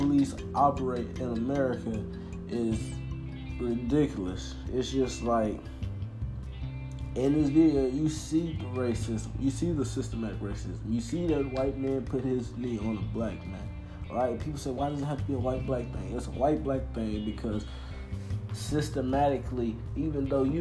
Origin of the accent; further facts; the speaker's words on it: United States; as an American